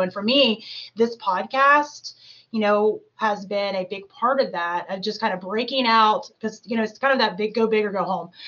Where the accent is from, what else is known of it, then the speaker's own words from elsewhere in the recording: Clinton, Tennessee, United States; also born or lived in Canton, Ohio; now in Cincinnati, United States; I actually grew up in Tennessee